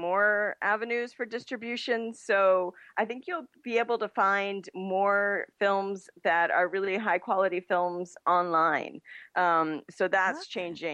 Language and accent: English; outside of Hartford, Connecticut, United States; now in Los Angeles, United States; I grew up outside of Hartford, Connecticut.